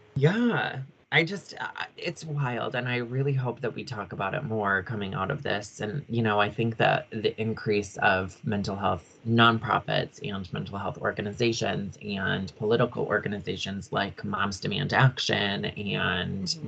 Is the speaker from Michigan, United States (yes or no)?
yes; Michigan, United States; moved away as an adult; also born or lived in Upper Peninsula, Michigan / Sioux Falls / Colorado; everyone in Michigan, like, knew …. They all knew that I was very Finnish. They knew my family in my hometown